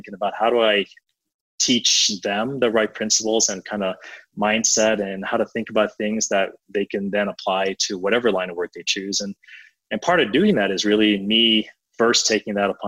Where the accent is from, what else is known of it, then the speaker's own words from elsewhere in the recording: Atlanta, Georgia, United States; I grew up in Atlanta